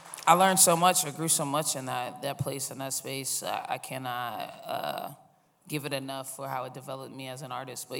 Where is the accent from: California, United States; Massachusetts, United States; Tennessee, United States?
Massachusetts, United States; Boston; moved away as an adult; also born or lived in Los Angeles; now in New York, United States; I started in Boston. I'm from Boston